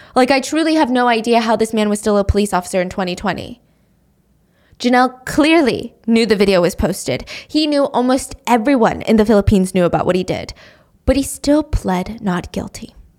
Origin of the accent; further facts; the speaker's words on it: United States; being an American